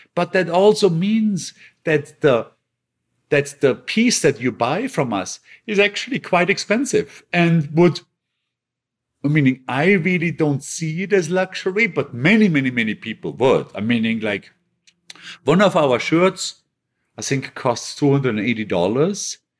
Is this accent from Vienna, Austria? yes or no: no; Bregenz, Vorarlberg, Austria; moved away; my hometown in Bregenz